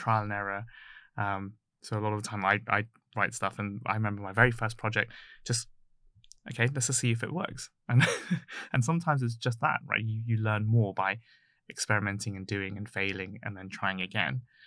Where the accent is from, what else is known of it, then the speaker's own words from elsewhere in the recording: Ealing, London, United Kingdom; I grew up in Ealing